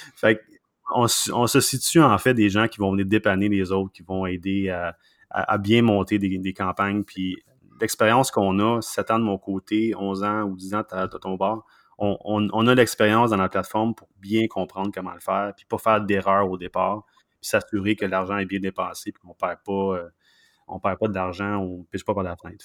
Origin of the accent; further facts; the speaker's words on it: Sherbrooke, Quebec, Canada; moved away as an adult; also born or lived in Vancouver; now in Montreal, Canada; je suis pas de Montréal. Euh, moi, je suis né à euh, une ville qui s'appelle Sherbrooke, une, des, plus grandes villes dans, la province de Québec, évidemment. Puis, non, j'ai, vécu là pendant à peu près 25 ans